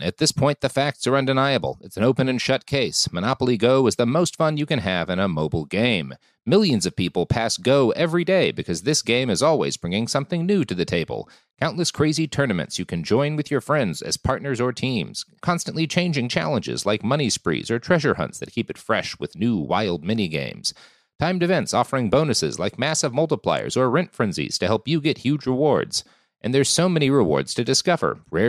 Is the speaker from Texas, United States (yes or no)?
yes; Dallas, Texas, United States; born or raised there; also born or lived in Oklahoma